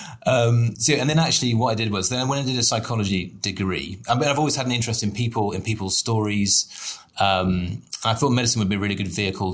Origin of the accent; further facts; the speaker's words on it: Somerset, South West England, United Kingdom; I was raised in Somerset